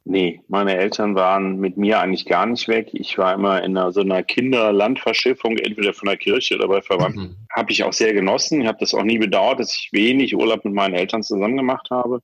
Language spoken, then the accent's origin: German; Bonn, North Rhine-Westphalia, Germany; ich bin 55 Jahre alt, komme aus Bonn, lebe hier im wunderschönen Ortsteil Mehle mit Blick aufs wunderschöne Siebengebirge, bin äh, meiner Heimatstadt Bonn auch sehr verbunden